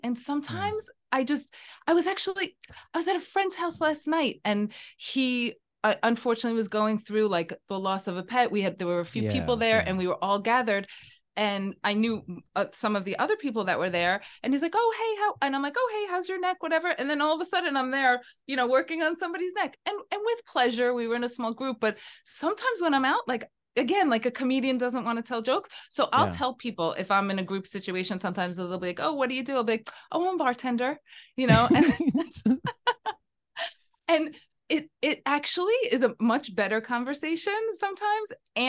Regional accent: New York City, New York, United States; I'm from the Bronx. I'm a New Yorker in the Bronx.

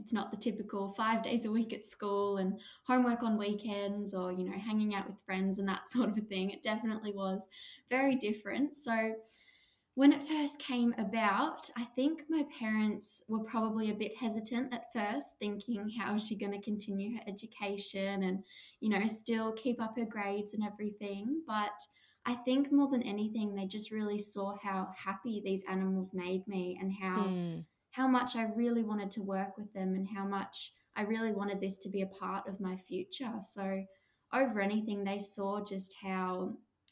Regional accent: Australia; I started working at a beautiful koala and wildlife sanctuary just near my hometown, just a 10-minute drive away.

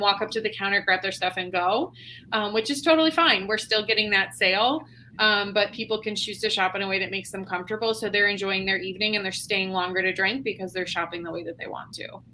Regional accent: Buffalo, New York, United States; now in Cincinnati, United States; I'm actually originally from Buffalo, New York

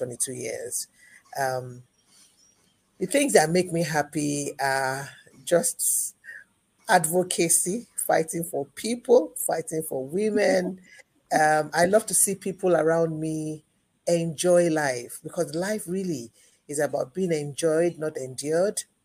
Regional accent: Ibadan, Oyo, Nigeria; I grew up with an intellectual background, both in the home and the society that I grew up in the University of Ibadan

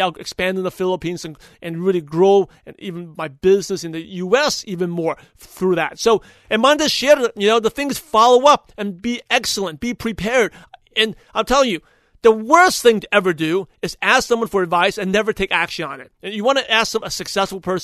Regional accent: United States; I'm American-born Chinese, even though I was born in the U.S.

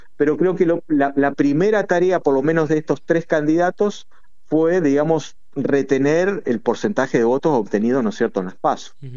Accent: Argentina

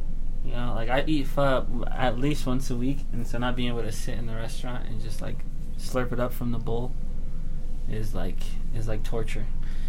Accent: Ghana; born there; And where am I from? I was born in Ghana, West Africa, which is like right on the coast.

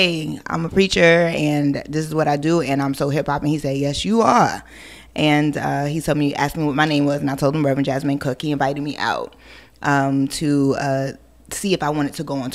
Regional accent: Hampton Roads, Virginia, United States; also born or lived in Brooklyn, New York / Queens, New York / Harlem, New York; I grew up in Hampton Roads, Virginia

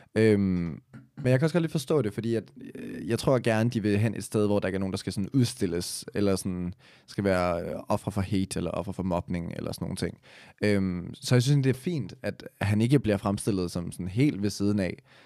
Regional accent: Copenhagen, Capital Region of Denmark, Denmark

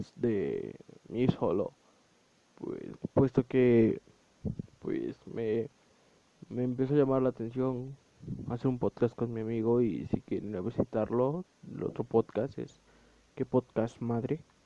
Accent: Puebla, Mexico; soy un chavo de Puebla, de México

